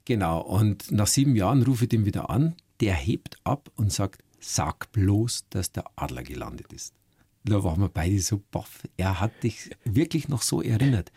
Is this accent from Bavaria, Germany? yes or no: yes; Schliersee, Bavaria, Germany; meine Familie und meine Heimat am Schliersee